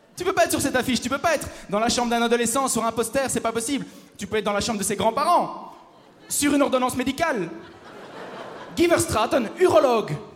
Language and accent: French; Belgium; je viens de Belgique